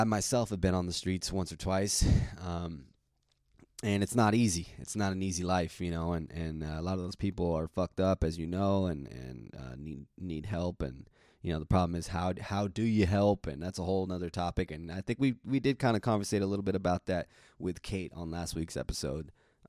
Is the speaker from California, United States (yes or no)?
yes; Pacific Grove, California, United States; I'm from Pacific Grove, California, Monterey County, which is like 2 hours south of San Francisco. Neat little town.